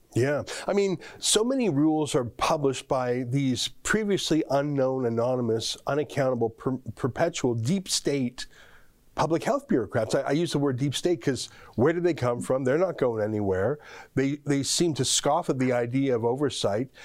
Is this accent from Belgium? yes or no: no; Canada; I am so proud as a Canadian